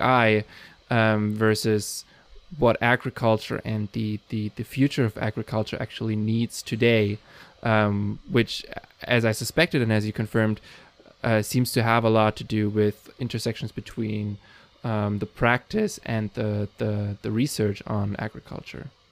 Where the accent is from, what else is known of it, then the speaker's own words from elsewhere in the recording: Germany; I'm from Germany